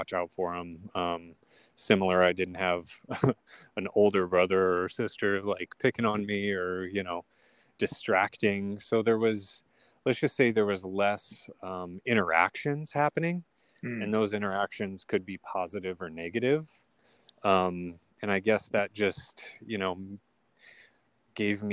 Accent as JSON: {"language": "English", "town": "Sioux City", "region": "Iowa", "country": "United States", "tie": "born or raised there", "said": "I was born in Sioux City, Iowa."}